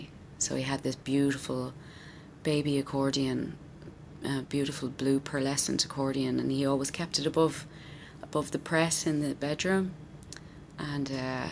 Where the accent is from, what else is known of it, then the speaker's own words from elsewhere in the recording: Wexford, Leinster, Ireland; also born or lived in County Meath; I was born in Meath and I moved down to Wexford when I was 5